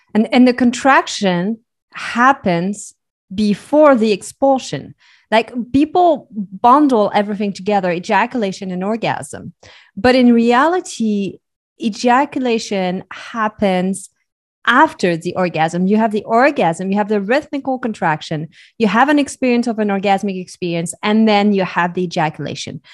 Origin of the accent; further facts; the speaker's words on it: Switzerland; So I was born and raised in Switzerland.